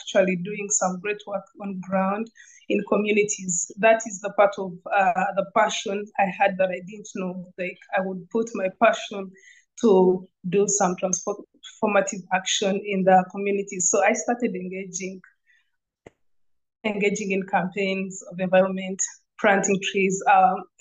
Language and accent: English; Uganda; I'm from Uganda.